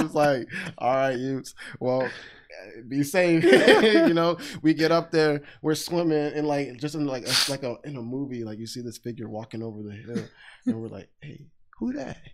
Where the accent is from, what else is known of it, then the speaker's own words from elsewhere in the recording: Texas, United States; I'm from Texas